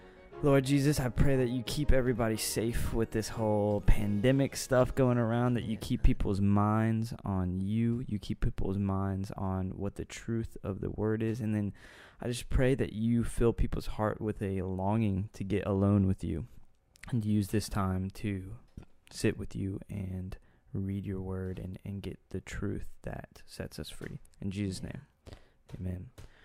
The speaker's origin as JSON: {"language": "English", "town": "Austin", "region": "Texas", "country": "United States", "said": "Oh yeah. Round Rock, Cedar Park, North Austin. Shout out to the good old ATX."}